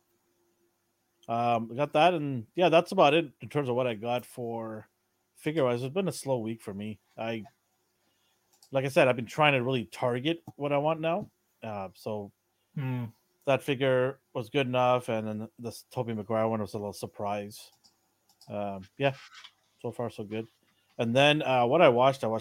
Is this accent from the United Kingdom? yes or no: no; Canada; being Canadian here